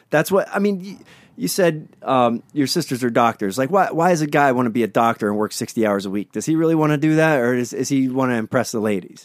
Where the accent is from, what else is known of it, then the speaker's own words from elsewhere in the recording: Pittsburgh, Pennsylvania, United States; now in Hermosa Beach, United States; I grew up in Pennsylvania